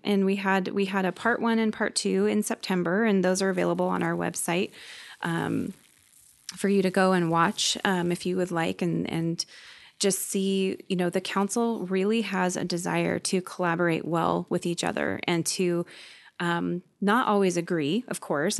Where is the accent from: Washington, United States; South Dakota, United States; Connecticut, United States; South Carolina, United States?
Washington, United States; Gig Harbor; also born or lived in Seattle, Washington / Bremerton, Washington; I moved here in nineteen eighty-two with my family